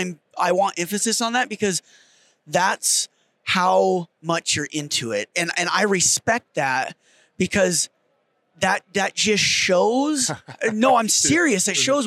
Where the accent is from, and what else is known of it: Wyoming, United States